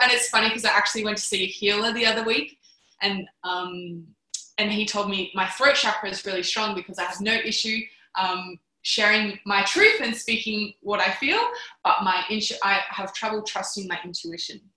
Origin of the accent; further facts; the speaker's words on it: Canberra, Australian Capital Territory, Australia; I'm from Canberra